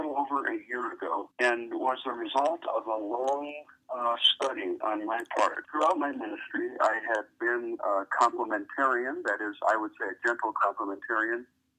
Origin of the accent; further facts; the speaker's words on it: northern Michigan, United States; also born or lived in Indiana; I grew up in Michigan, in northern Michigan.